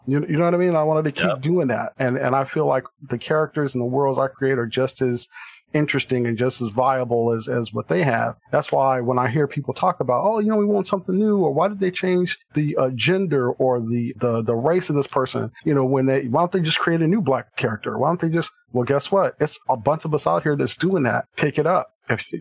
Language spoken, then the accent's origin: English; Compton, California, United States; I'm originally from Compton, California